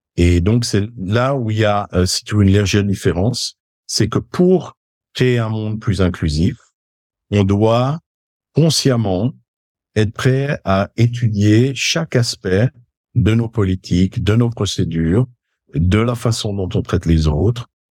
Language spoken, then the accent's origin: French; Geneva, Switzerland; je suis né à Genève, euh, de parents d'origine suisse, même si du côté de ma maman, ils étaient italiens. Donc, on a eu un petit peu ces deux cultures dans la famille en grandissant